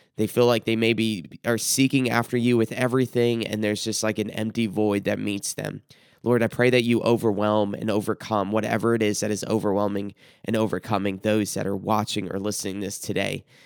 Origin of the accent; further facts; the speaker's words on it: South Carolina, United States; I grew up in South Carolina, what's referred to as the Bible Belt